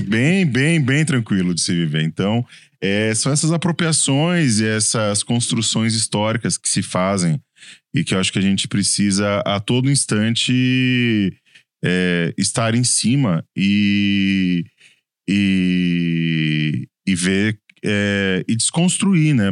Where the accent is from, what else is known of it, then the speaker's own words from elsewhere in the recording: São Paulo, Brazil; accent: paulista; o meu sotaque de paulista me complica às vezes